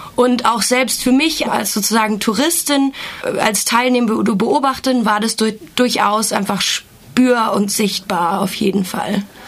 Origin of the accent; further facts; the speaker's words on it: Germany; ich komme aus Deutschland